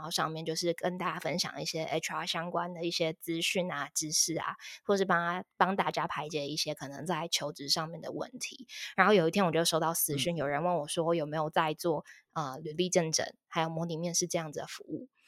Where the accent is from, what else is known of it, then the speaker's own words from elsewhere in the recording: Taipei, Taiwan; moved away as an adult; now in Tainan, Taiwan; 我是台北人，然后我之前在台北的时候，我一直都是在软体业当 H R。然后后来目前是因为家庭的关系，所以说就是我跟，呃，家人一起搬到台南